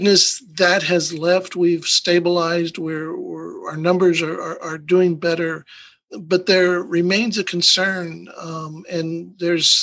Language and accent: English; El Paso, Texas, United States; moved away as an adult; now in Hidalgo County, United States; I grew up in El Paso